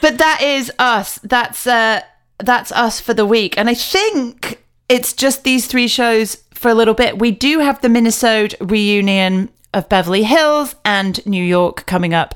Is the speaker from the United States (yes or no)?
no; United Kingdom; me being quite British